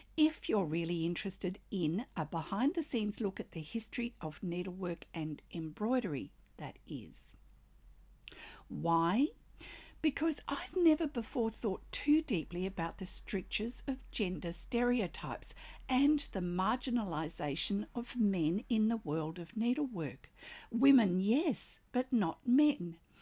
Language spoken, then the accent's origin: English; Australia; I'm an Australian textile artist